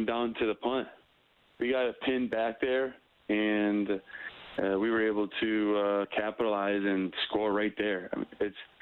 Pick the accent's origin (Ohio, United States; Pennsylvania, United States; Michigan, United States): Michigan, United States; Novi; moved away; I'm from Novi. It's just outside of Detroit, Michigan. And that's where I grew up